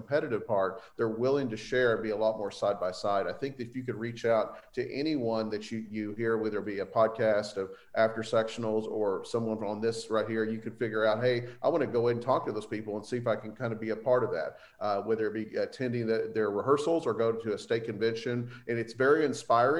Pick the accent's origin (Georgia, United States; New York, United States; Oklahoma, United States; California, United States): Oklahoma, United States; also born or lived in Texas; now in Keller, United States; I'm from Oklahoma